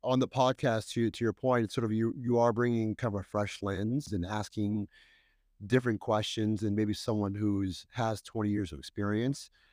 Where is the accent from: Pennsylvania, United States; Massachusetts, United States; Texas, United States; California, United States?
California, United States; Bay Area; moved away as an adult; now in New York City, United States; when I go back to the Bay Area, it always brings great memories of my childhood and early career